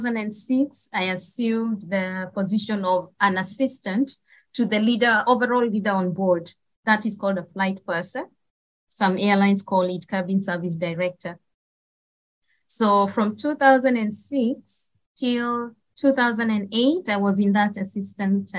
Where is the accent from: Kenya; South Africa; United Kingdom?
Kenya; born or raised there; moved away as an adult; also born or lived in Nairobi, Kenya; now in Middle East